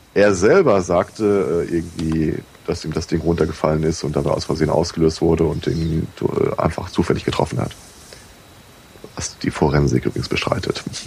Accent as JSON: {"language": "German", "country": "Germany", "tie": "born or raised there"}